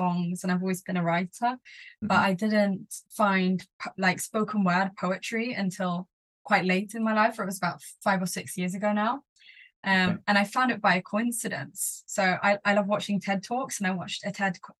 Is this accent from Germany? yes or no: no; Sweden; first language English; also born or lived in Stockholm, Sweden; I grew up in Sweden. I have a mum who's British and a dad who's Swedish. So I've spoken English at home my entire life. It's my first language, but I've been in Sweden my entire life